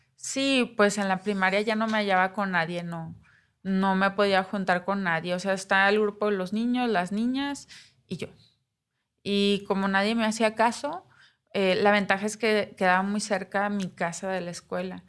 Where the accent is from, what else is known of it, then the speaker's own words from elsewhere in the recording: Navojoa, Sonora, Mexico; moved away as an adult; also born or lived in Puebla; now in Mexico City, Mexico; Yo nací en Nabujoa Sonora, el 86, un 11 de noviembre.